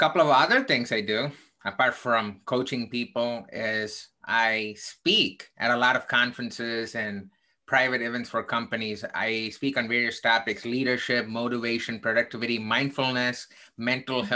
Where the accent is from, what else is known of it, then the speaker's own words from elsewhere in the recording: South India, India; now in United States; I grew up in the southern part of India